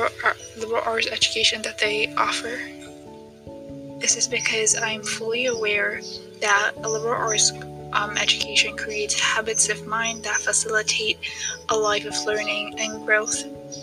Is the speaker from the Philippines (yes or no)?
no; Ethiopia; now in Tanzania; I'm originally from Ethiopia, but I've been living in Tanzania for 6 years now.